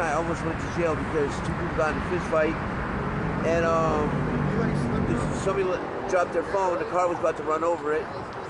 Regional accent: New York, United States; now in San Francisco, United States; I got SSI growing up in New York.

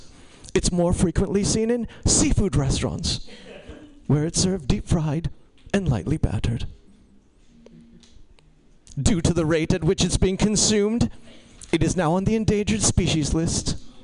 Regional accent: India; Yeah. Yeah. I'm Indian, too. Do you feel closer to me now?

